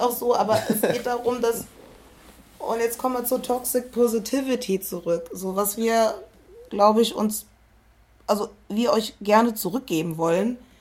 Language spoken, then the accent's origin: German; Koblenz, Rhineland-Palatinate, Germany; Ich komme aus Koblenz